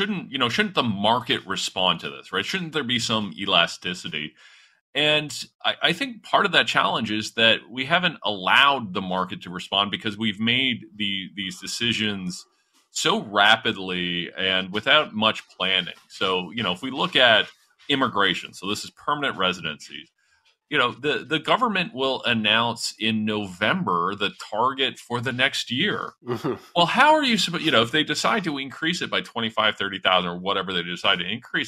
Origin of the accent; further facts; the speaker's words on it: London, Ontario, Canada; The neighborhood I grew up in London, Ontario